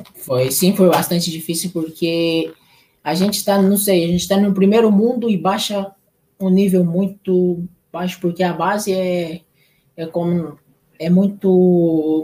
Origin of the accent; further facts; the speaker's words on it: Ponta Porã, Mato Grosso do Sul, Brazil; also born or lived in São Paulo; now in Chile; depois que eu saí de Ponto Porã, fui para São Paulo